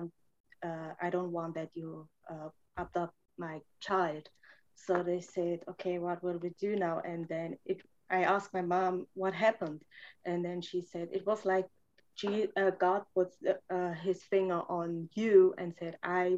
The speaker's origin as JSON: {"language": "English", "country": "Germany", "tie": "born or raised there", "also_born_or_lived": "Romania / Reading, United States", "second_language": "English", "said": "I was born in Romania and I grew up in Romania I was born in 88, so you can count how old I am. And I moved when I was 7.5 to Germany."}